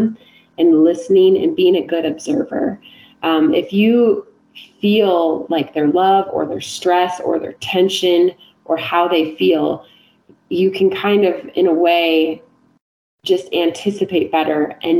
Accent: South Dakota, United States; moved away; I grew up in the Midwest, so like in South Dakota

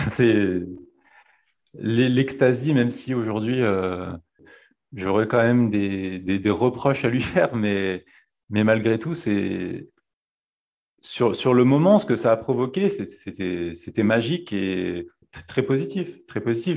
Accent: Dauphiné, Auvergne-Rhône-Alpes, France; je suis né euh, dans le Dauphiné

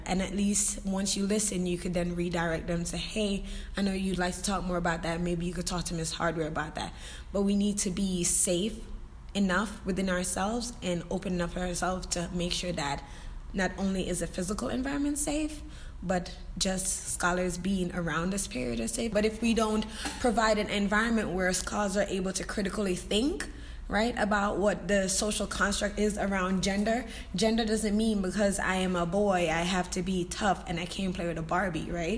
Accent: Jamaica; I'm Jamaican and in my culture that's taboo

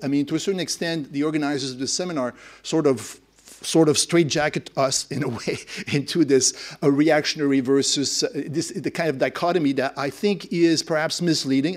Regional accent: Quebec, Canada; I, I come from Quebec, that's the nationalism that I'm more familiar

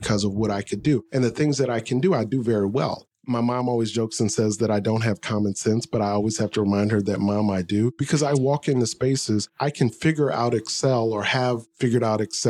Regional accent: New Orleans, Louisiana, United States; moved away as an adult; now in New York, United States; I grew up in New Orleans, so I must say it just like I'd say it in New Orleans.

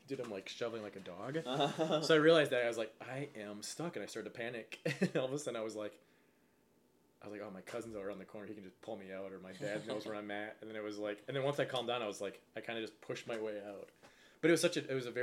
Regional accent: Wisconsin, United States; now in Los Angeles, United States; growing up in Wisconsin

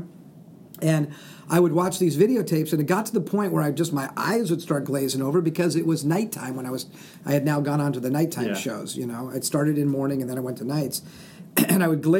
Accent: Southern California, United States; now in Spokane, United States; I'm from Southern California

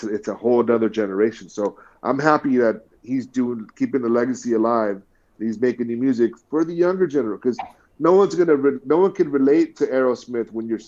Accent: Bay Area, California, United States; growing up in the Bay Area

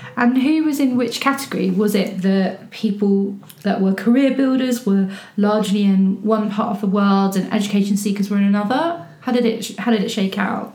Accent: England, United Kingdom; i'm english

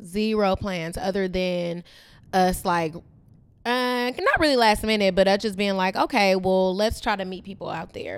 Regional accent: Bay Area, California, United States; growing up in the Bay Area

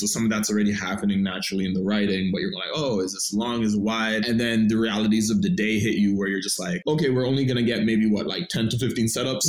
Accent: Toronto, Ontario, Canada; I'm originally from Scarborough, Malvern

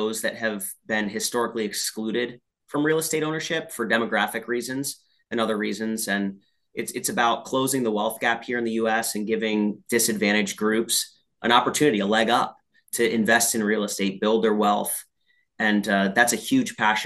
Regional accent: Allentown, Pennsylvania, United States; that's about the town I was born in.

